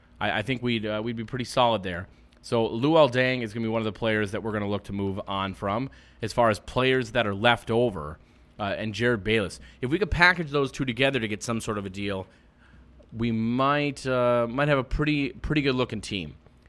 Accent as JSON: {"language": "English", "town": "Roseville", "region": "Minnesota", "country": "United States", "tie": "born or raised there"}